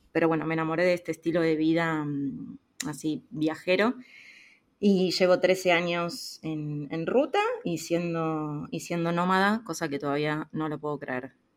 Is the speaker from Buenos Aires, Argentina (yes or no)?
yes; Buenos Aires, Argentina; moved away as an adult; soy de Argentina, de Buenos Aires